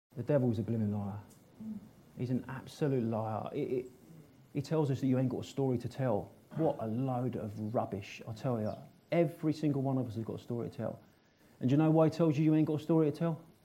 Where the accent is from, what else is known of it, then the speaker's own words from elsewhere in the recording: Northolt, London, United Kingdom; I was brought up in and around Northolt.